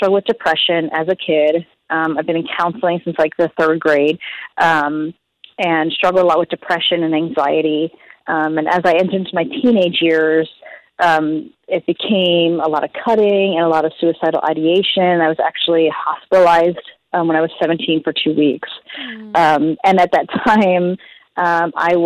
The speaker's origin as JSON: {"language": "English", "town": "Philadelphia", "region": "Pennsylvania", "country": "United States", "tie": "born or raised there", "moved": "yes", "said": "I was born in Philadelphia"}